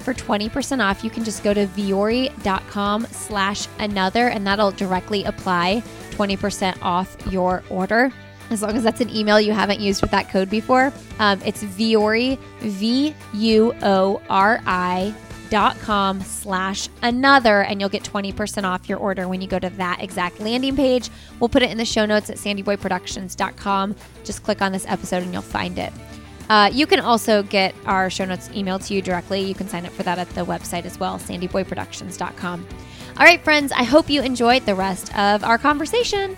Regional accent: Indiana, United States; I'm from Indiana, and I have family that talks like

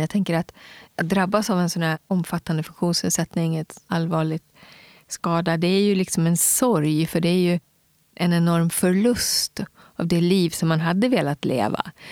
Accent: Gagnef, Dalarna County, Sweden; also born or lived in Umeå, Västerbotten; vi flyttade ner till Dalarna, till Mockfjärd bodde jag först

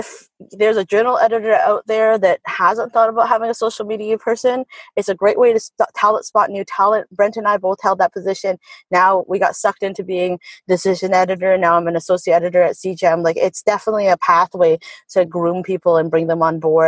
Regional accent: Canada; as a Canadian

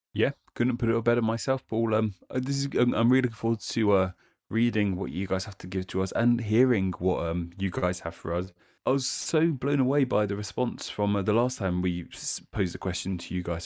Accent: United Kingdom; here in the U K

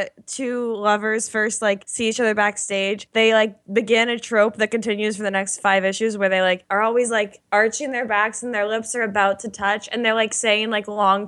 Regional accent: Oklahoma, United States; I'm from Oklahoma.

